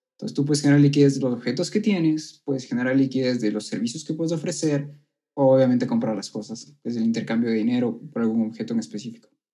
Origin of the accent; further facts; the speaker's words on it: Ecuador; also born or lived in Colombia; yo soy ecuatoriano